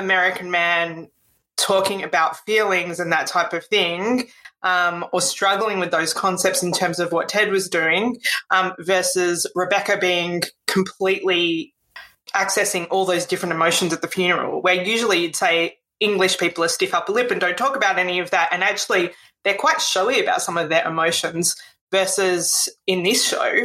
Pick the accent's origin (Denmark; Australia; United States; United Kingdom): Australia; I was born in Australia and I've lived most of my life in Australia